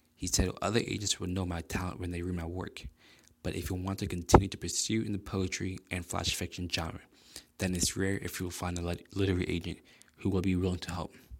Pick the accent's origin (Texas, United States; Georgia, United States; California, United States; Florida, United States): Florida, United States; South; moved away as an adult; now in Illinois, United States; I was originally born and raised in South Florida, but I moved to Illinois last year